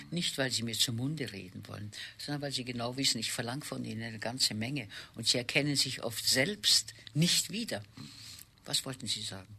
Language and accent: German; Vienna, Austria; moved away as an adult; also born or lived in Přerov, Moravia; now in Hamburg, Germany; nachdem ich mit einem halben Jahr nach Wien gekommen bin und meine Geburtsstadt gar nicht kenne, nie in meiner Geburtsstadt, außer meiner Geburt nie dort war, äh, habe ich äh, dies, alle meine Schuljahre in Wien verbracht